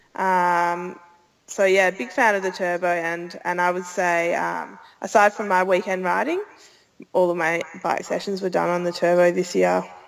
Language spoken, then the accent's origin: English; Australia; Growing up in Australia